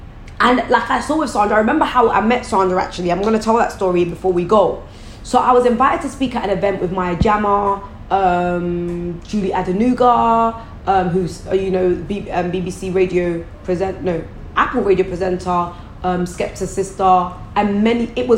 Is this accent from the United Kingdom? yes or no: yes; Croydon, London, United Kingdom; they're from where I'm from. I'm from Croydon.